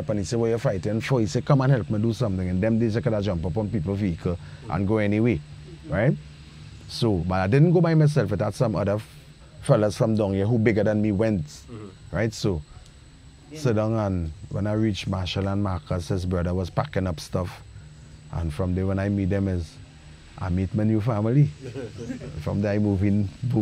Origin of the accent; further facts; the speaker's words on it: Trinidad & Tobago; in Trinidad, I remember my grandmama had a lamp called Home Sweet Home.